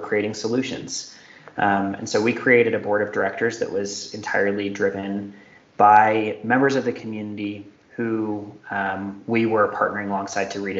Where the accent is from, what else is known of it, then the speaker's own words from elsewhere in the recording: Denver, Colorado, United States; my hometown of Denver, Colorado